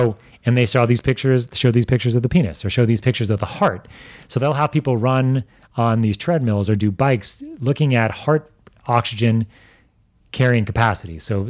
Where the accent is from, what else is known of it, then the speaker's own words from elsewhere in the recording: New York, United States; like I grew up in New York, but my heritage is mostly Russian, right?